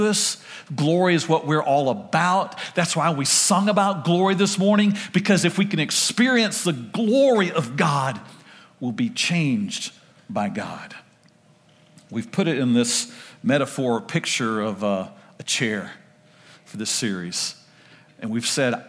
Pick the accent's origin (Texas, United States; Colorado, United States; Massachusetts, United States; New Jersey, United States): Texas, United States; Oak Cliff, Ovilla; We moved from Oak Cliff, moved to Ovilla